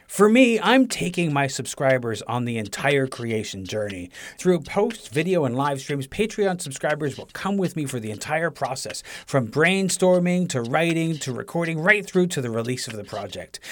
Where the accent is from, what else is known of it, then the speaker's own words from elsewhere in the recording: Toronto, Ontario, Canada; I said, "Toronto."